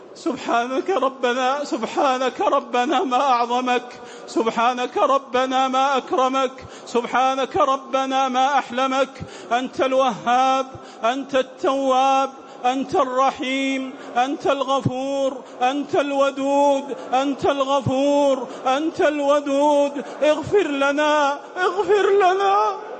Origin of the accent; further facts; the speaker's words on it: Saudi Arabia; بلادنا المملكة العربية السعودية